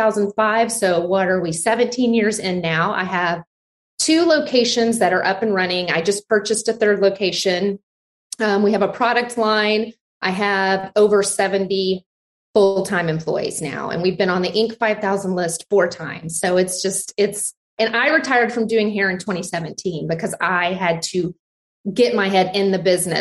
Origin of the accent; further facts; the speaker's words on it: Abilene, Texas, United States; now in Austin, United States; I grew up in Abilene, Texas. I'm like a fifth generation Texan.